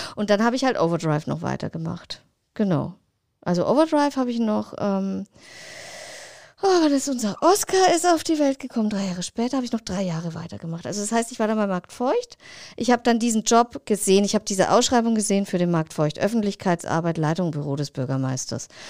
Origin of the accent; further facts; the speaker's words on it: Rasch, Bavaria, Germany; also born or lived in Oberferrieden; ich bin in einem 1000 Seelendorf, 800 waren es, äh, aufgewachsen, in Rasch bei Altdorf, wohne jetzt in Oberverrieden